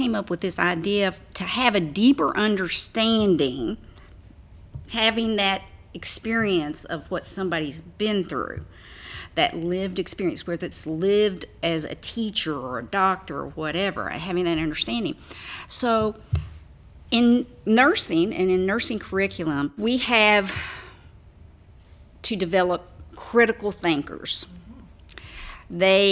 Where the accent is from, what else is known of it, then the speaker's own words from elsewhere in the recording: a smaller town in Kentucky, United States; As you can probably tell by my accent, I'm not not a Louisvillian, but I am from a smaller town here in Kentucky.